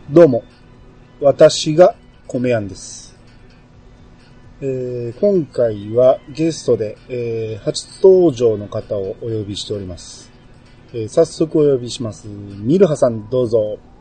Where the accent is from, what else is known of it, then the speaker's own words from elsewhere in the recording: Kansai, Japan; 僕関西人